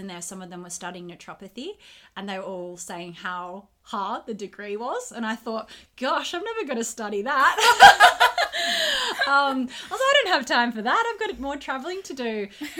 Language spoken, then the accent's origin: English; Perth, Western Australia, Australia; So I was born and raised in Western Australia, in Perth.